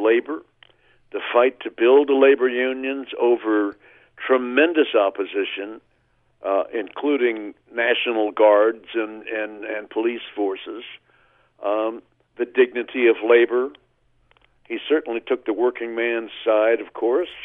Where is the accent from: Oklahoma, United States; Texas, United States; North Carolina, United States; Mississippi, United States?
Oklahoma, United States; my hometown in Oklahoma